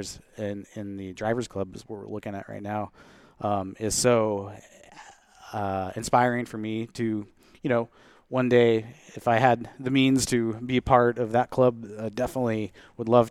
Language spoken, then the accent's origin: English; Everett, Washington, United States; also born or lived in Seattle / Arlington, Washington; I'm from the Seattle area. I grew up, you know, I was born in Seattle and grew up in Everett, and then eventually moved up to Arlington and graduated high school there